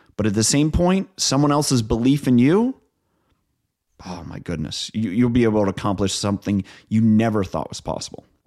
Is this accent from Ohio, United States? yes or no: yes; Northeast Ohio, United States; moved away as an adult; also born or lived in New York; I'm from Ohio. Um, grew up on a dairy farm in Northeast Ohio.